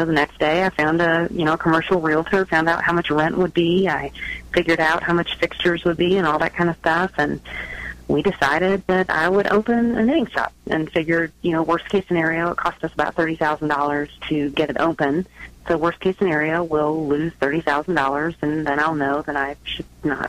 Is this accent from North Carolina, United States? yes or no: yes; North Carolina, United States; also born or lived in San Francisco, California / Truckee, California; now in Reno/Tahoe area, United States; I'm from North Carolina. Now I live in the Reno, Tahoe area.